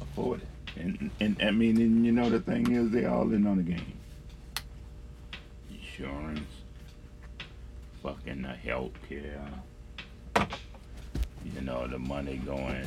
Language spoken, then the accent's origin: English; Mississippi, United States; I'm from Mississippi